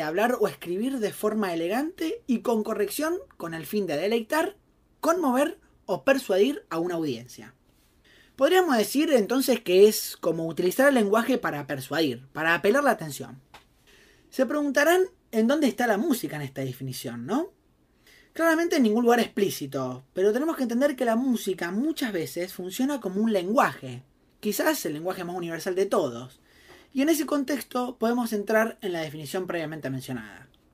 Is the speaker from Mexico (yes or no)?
no; Argentina; como argentinos escuchamos un tango estando fuera de nuestro país